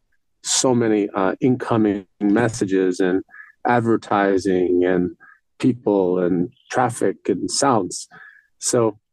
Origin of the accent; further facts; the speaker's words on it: New York City, New York, United States; I grew up in New York City, pretty disconnected from nature